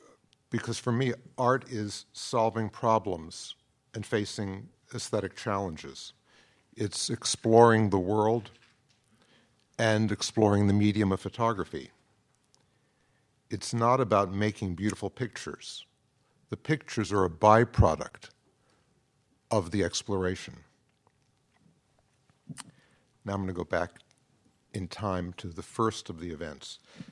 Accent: Manhattan, New York, United States; I grew up in Manhattan.

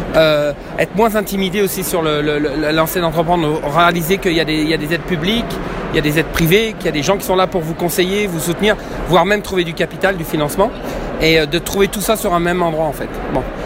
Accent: Quebec, Canada; je suis du Québec

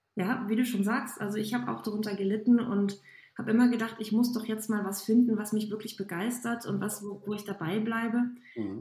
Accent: Aachen, North Rhine-Westphalia, Germany; Ich komme aus der Ecke von Aachen

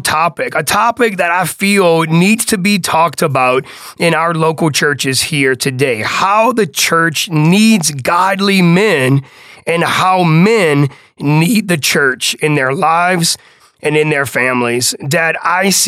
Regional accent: New Orleans, Louisiana, United States; growing up on the West Bank of New Orleans

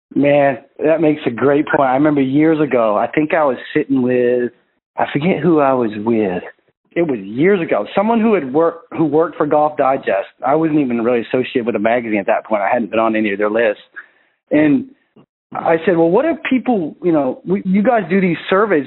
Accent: Maine, United States; I'm from Maine

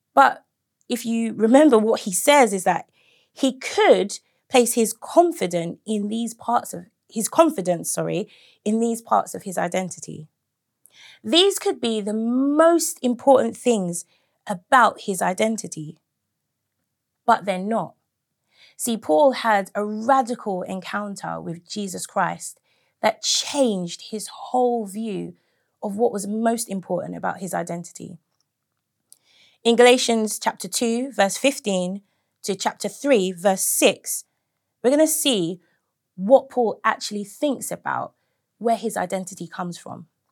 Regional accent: United Kingdom; I'm a second generation British person.

